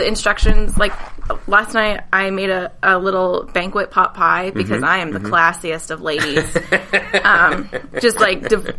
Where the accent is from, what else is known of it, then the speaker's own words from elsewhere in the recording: Kansas, United States; accent: Kansas; moved away as an adult; also born or lived in Salina, Kansas; now in Los Angeles, United States; I'm from Kansas, and we don't have just, like, desert.